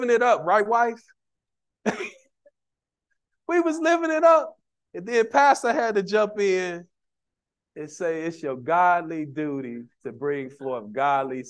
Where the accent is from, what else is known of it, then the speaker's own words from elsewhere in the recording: Chicago, Illinois, United States; I didn't see married couples growing up in Cabrini Green.